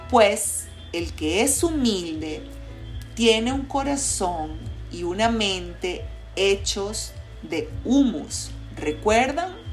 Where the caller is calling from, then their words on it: Caracas, Capital District, Venezuela; te saludo con mucho cariño desde la ciudad de Caracas, Venezuela.